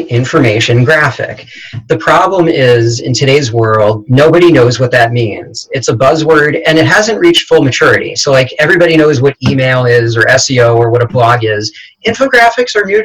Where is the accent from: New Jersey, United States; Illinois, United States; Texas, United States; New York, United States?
New York, United States; I'm a New Yorker